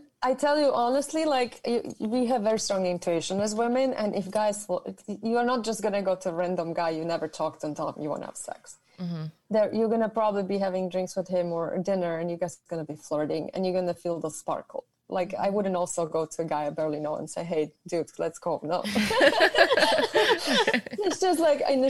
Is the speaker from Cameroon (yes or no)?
no; Germany; moved away; I'm from Europe. So in my country or where I'm from, and like I grew up in Germany